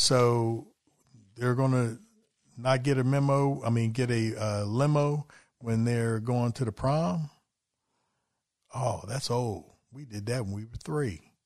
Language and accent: English; West Virginia, United States; also born or lived in Philadelphia area; now in Philadelphia, United States; I'm from West Virginia